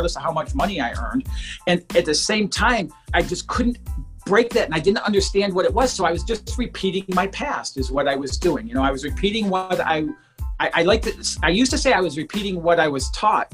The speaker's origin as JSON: {"language": "English", "town": "Detroit", "region": "Michigan", "country": "United States", "tie": "born or raised there", "said": "I grew up outside of Detroit, Michigan, in a very low-income, blue-collar family"}